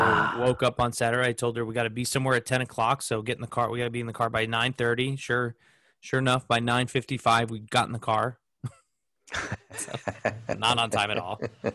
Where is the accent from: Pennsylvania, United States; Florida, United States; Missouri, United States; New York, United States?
New York, United States; Smithtown; also born or lived in East Coast; now in Indianapolis, United States; I was born in Smithtown Hospital in Long Island.